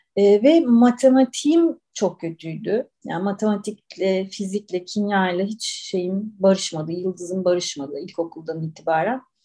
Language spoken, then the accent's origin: Turkish; Istanbul, Turkey; also born or lived in Ankara; ben İstanbul'da doğdum.